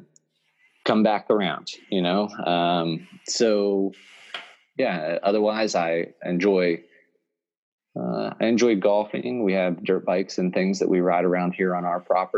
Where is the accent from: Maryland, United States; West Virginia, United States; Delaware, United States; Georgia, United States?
West Virginia, United States; moved away as an adult; now in Pennsylvania, United States; I'm originally from West Virginia. I'm born and raised there, did all my schooling there. Moved to Pennsylvania about 10 years ago